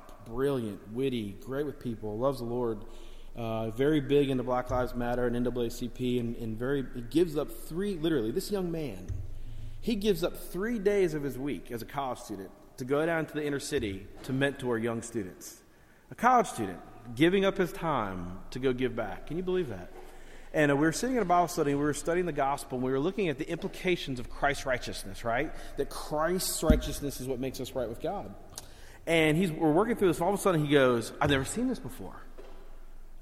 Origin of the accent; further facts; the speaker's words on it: Miami, Florida, United States; I grew up down in Miami and South Florida, a very rough area of town